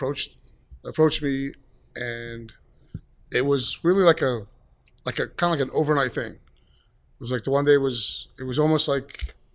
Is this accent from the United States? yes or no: yes; Allentown, Pennsylvania, United States; I'm from, born and raised in Allentown, been in the food business for a good 20 years